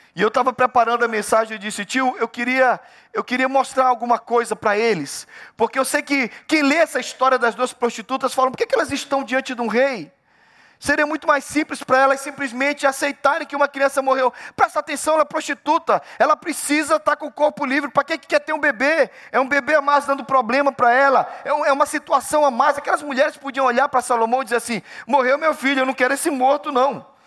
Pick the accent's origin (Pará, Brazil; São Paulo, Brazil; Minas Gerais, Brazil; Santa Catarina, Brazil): Pará, Brazil; eu sou do Pará